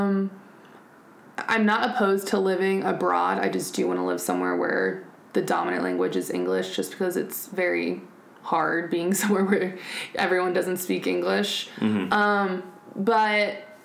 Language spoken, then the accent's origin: English; United States; now in Germany; we are American, living on an American base